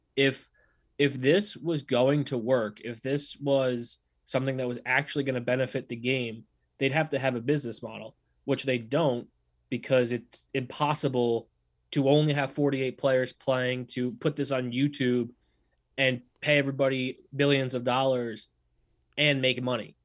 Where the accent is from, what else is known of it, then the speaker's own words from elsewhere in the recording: New England, United States; moved away; also born or lived in New York; I'm a New Yorker at heart, of course, but I'm a New England by, New Englander by birth.